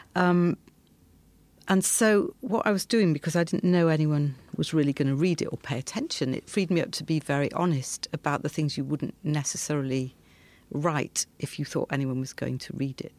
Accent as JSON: {"language": "English", "area": "outskirts of Leeds", "region": "Yorkshire and the Humber", "country": "United Kingdom", "tie": "born or raised there", "said": "I grew up in a textile town on the outskirts of Leeds"}